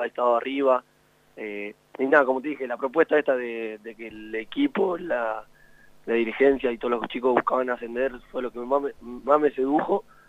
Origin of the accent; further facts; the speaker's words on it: La Plata, Buenos Aires Province, Argentina; now in Mendoza, Argentina; soy de La Plata